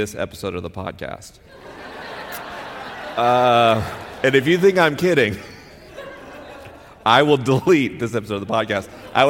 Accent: Southern United States, United States; accent: Southern; I spent 10 years as a kid trying to erase my Southern accent because I wanted people to believe I was intelligent. Because to me, the South represented ignorance and racism.

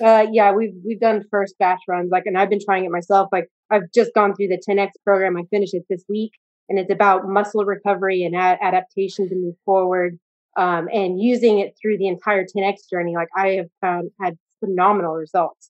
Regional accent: United States; I'm American

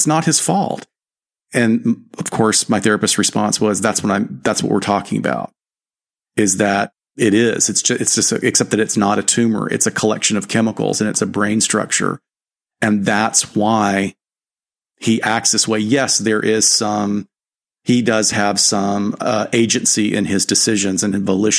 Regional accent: the South, United States; I'm glad I'm from the South.

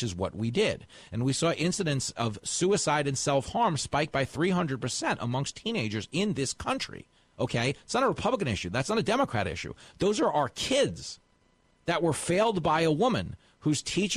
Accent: Levittown, New York, United States; I grew up on Long Island. I went to Levittown

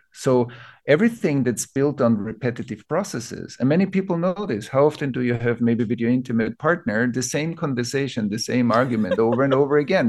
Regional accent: Vienna, Austria; I grew up in Vienna.

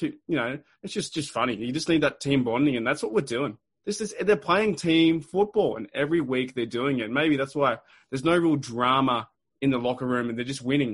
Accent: Australia; two blokes from Australia

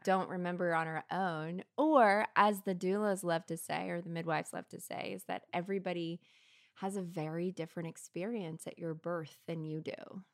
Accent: Kentucky, United States; moved away; I'm from Kentucky originally

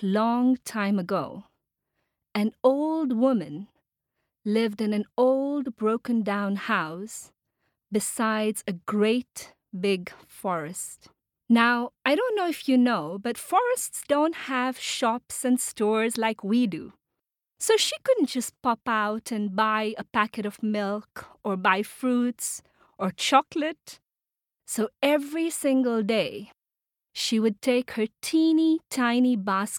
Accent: Tanzania; I come from Tanzania, which is a country in East Africa

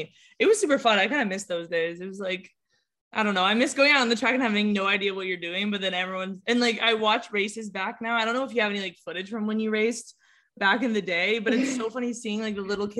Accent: Southern California, United States; I'm from California, so running here, especially like Southern California, is really competitive.

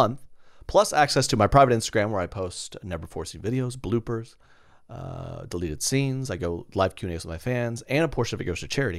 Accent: Oklahoma, United States; I grew up in Oklahoma

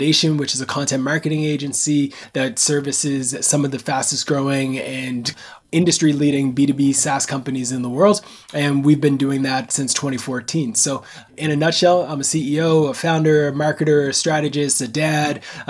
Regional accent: Nova Scotia, Canada; I'm born and raised in Canada on the East Coast, a small place called Nova Scotia

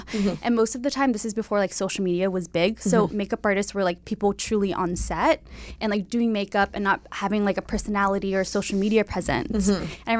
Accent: Bay Area, California, United States; also born or lived in San Diego; Yes, I'm from the Bay Area.

